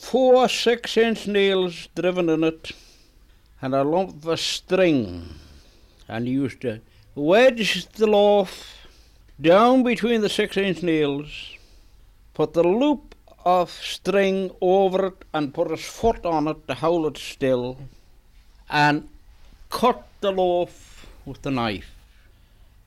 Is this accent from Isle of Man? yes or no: yes; Glen Maye, Isle of Man; All my life. Glen Maye all my life